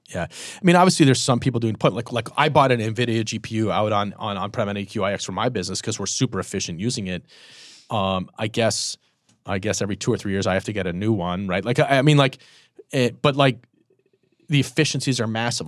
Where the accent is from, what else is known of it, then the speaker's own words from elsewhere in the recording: Boston, Massachusetts, United States; moved away; also born or lived in Michigan; I'm from Boston, but I went to Michigan